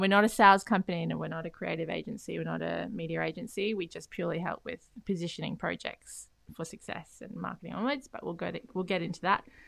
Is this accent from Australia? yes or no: yes; Beenleigh, Queensland, Australia; also born or lived in Canada; Grew up in Beenleigh, um, went to s-, uni at Griffith